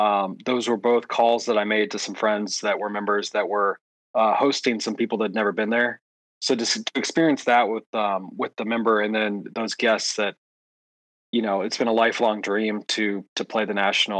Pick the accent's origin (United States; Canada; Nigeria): United States; Georgia; not growing up here, but growing up in Georgia